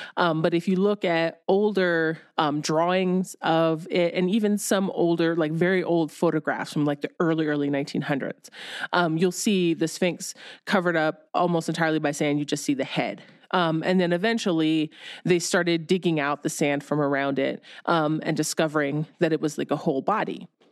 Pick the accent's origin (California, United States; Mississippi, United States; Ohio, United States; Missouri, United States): Ohio, United States; I grew up in Ohio